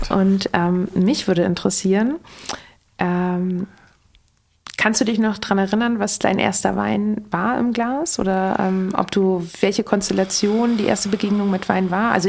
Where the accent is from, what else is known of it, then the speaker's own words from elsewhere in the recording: Berlin, Germany; meine ganz äh, persönliche äh, Meinung als äh, Berlinerin